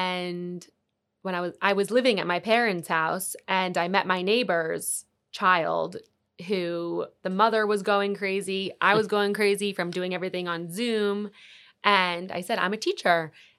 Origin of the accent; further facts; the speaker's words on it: New York, United States; Yeah, so I'm from New York